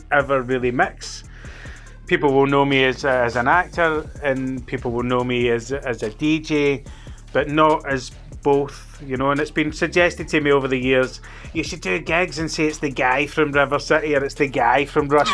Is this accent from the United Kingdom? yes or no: yes; Scotland, United Kingdom; where are you from? And I'd be like, Scotland